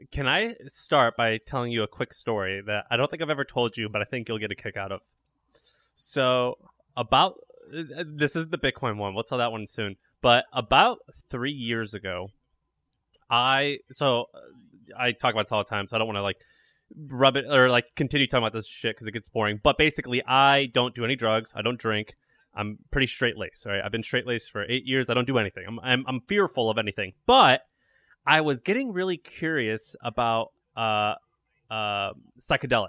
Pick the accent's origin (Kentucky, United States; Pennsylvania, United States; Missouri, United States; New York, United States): Missouri, United States; I'm from Missouri